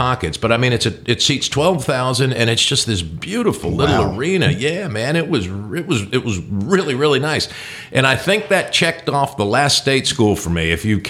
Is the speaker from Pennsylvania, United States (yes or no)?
no; New Jersey, United States; now in Kentucky, United States; Northern Kentucky reminds me a lot of where I grew up in North Jersey, because town just runs into town.